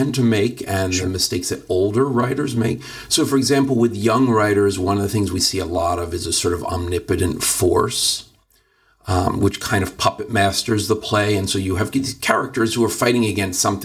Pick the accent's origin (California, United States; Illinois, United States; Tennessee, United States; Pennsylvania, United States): Pennsylvania, United States; Philadelphia; now in Los Angeles, United States; I grew up on the East Coast in you know, relatively liberal Philadelphia.